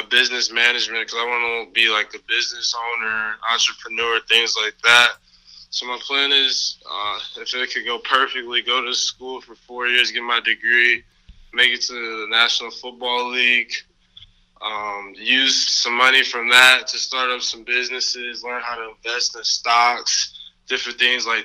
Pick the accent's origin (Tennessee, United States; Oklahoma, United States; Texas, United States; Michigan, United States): Michigan, United States; Southfield; now in Canton, United States; I grew up in Southfield, Michigan, most of my life. That was where I was born and raised